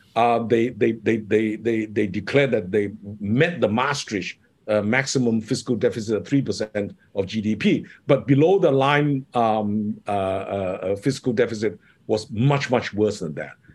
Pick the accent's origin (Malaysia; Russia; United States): Malaysia; Kota Kinabalu, Sabah; moved away; also born or lived in United Kingdom / Hong Kong; I grew up in Sabah